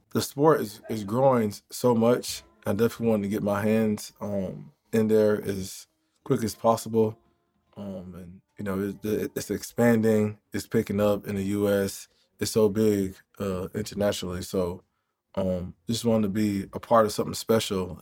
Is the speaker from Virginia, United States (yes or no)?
no; Jacksonville, Florida, United States; I grew up in Jacksonville